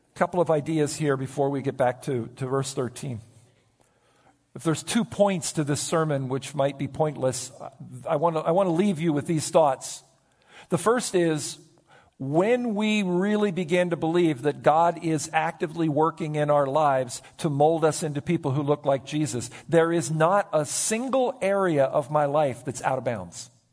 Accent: United States; my right as an American citizen

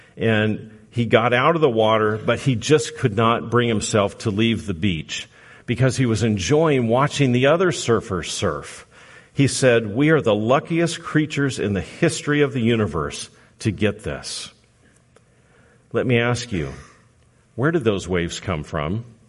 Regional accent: Southern California, United States; moved away; I'm from Southern California

